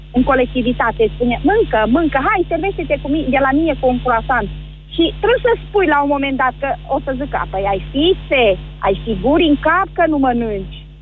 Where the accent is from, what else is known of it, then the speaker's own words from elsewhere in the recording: Cluj-Napoca, Cluj County, Romania; eu sunt din Cluj